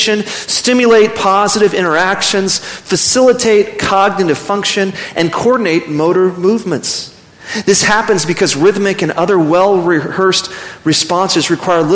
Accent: Midland, Texas, United States; now in Amarillo, United States; I grew up in West Texas. I actually grew up in Midland, 4 hours south of here

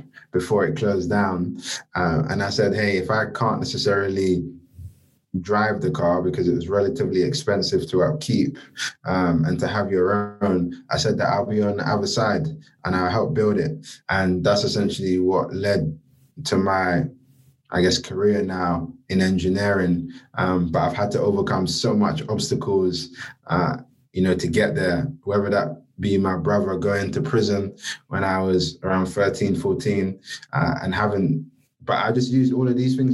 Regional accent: London, United Kingdom; growing up, I grew up in Peckham, Southeast London

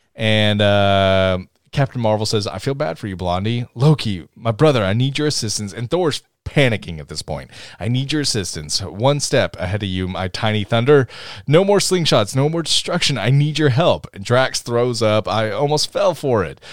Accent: Tennessee, United States; accent: deep south; we're all from Tennessee

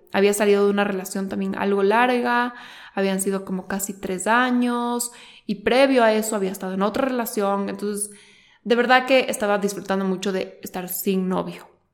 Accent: Quito, Pichincha, Ecuador; los dos somos ecuatorianos, los dos somos de Quito. Eh, somos de diferentes colegios

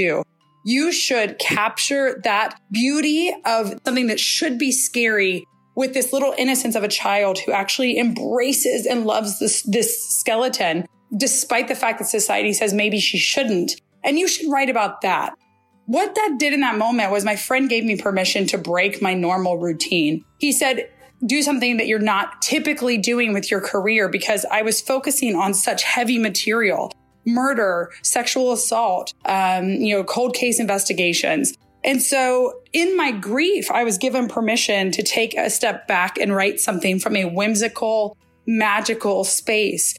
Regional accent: United States; I'm from the United States

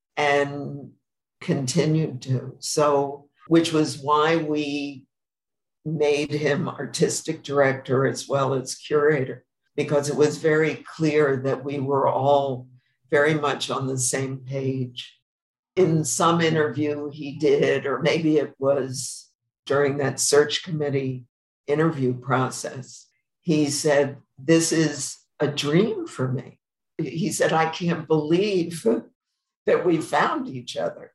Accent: New York, United States; moved away as an adult; now in Palm Springs, United States; I'm a New Yorker, and I went to the Hamptons every summer

